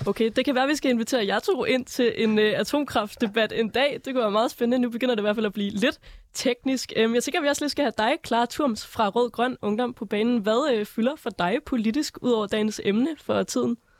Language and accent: Danish; North Jutland, North Denmark Region, Denmark; Jeg er jo fra Nordjylland